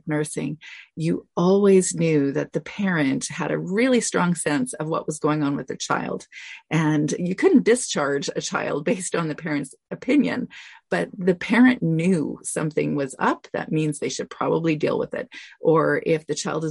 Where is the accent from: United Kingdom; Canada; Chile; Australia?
Canada; I'm Canadian